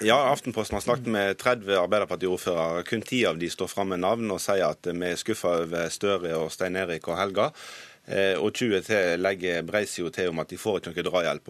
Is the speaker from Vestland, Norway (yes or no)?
yes; Hordaland, Vestland, Norway; Som hordalending